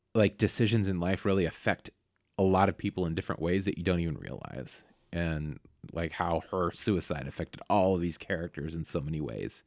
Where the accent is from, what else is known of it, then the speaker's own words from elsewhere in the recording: Vallejo, California, United States; Vallejo where I grew up